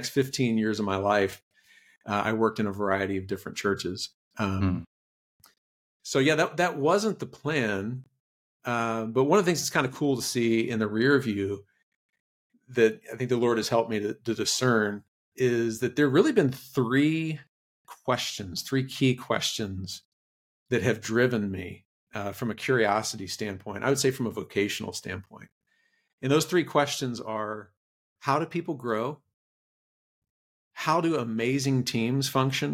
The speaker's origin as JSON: {"language": "English", "town": "Roswell", "region": "Georgia", "country": "United States", "tie": "born or raised there", "lives_now": "Cumming, United States", "said": "I grew up in the Roswell, Alpharetta area"}